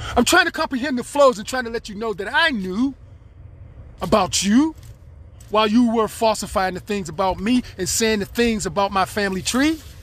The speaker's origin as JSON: {"language": "English", "country": "United States", "said": "I'm an American citizen"}